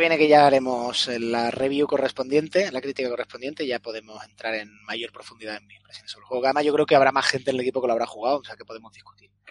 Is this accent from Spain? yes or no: yes; Spain; accent: Spanish; Por mucho inglés que hable, pues mi acento es español